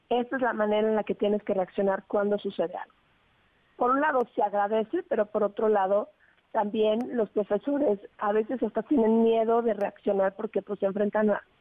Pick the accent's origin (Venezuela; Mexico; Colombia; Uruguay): Mexico; Entonces, nosotros expresamos como mexicanos tener una enorme preocupación